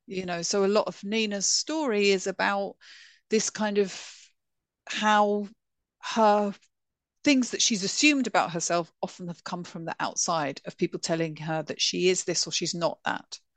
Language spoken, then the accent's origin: English; London, United Kingdom; I grew up in northwest London. I grew up in Golders Blinking Green